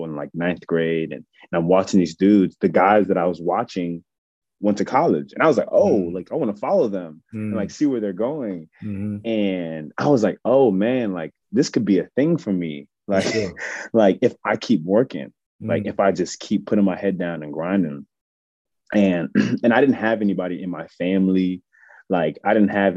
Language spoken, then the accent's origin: English; Maryland, United States; I'm from Maryland, from the DMV